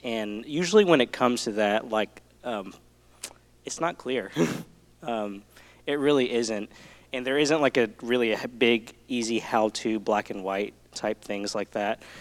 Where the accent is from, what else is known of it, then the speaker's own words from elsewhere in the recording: Southeast Texas, United States; I'm from Texas, uh, born in Southeast Texas